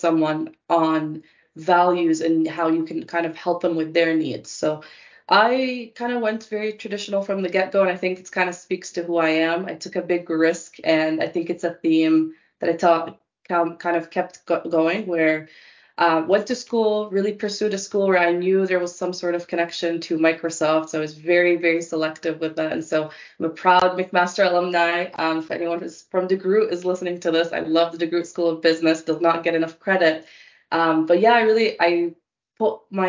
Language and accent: English; Dubai, United Arab Emirates; moved away; also born or lived in Canada; I was born and raised in Dubai for most of my life before we immigrated to Canada